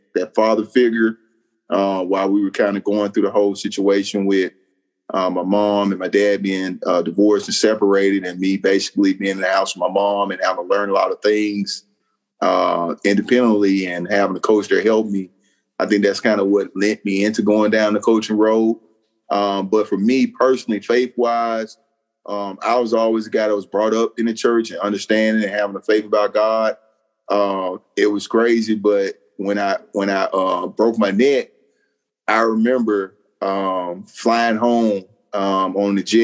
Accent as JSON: {"language": "English", "town": "Memphis", "region": "Tennessee", "country": "United States", "tie": "born or raised there", "also_born_or_lived": "Arkadelphia, Arkansas", "moved": "as an adult", "lives_now": "North Carolina, United States", "said": "I'm from Memphis, Tennessee, born and raised there."}